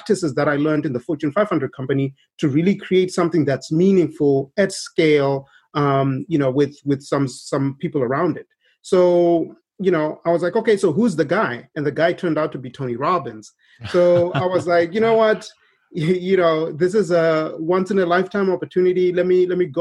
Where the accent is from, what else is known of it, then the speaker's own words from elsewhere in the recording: Zimbabwe; moved away as an adult; now in United States; we were growing up in Zimbabwe, we did witness firsthand a lot of poverty